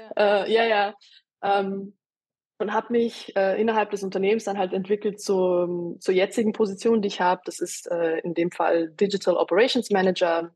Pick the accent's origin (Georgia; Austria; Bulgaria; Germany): Austria; moved away; ich bin in Österreich geboren und aufgewachsen